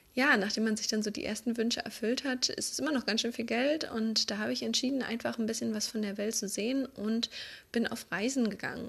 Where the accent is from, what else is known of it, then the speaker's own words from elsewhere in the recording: Berlin, Germany; moved away as an adult; now in Vienna, Austria; Eigentlich kommen wir aus Berlin.